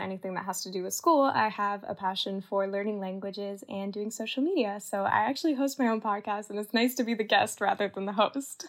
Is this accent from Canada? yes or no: yes; Canada; moved away; I grew up in Canada